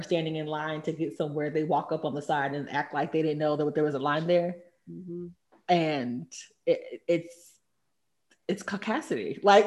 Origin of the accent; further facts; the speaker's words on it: Texas, United States; moved away as an adult; also born or lived in New York; coming from Texas, the only people of Hispanic descent that I had met, or Latin descent, were from Mexico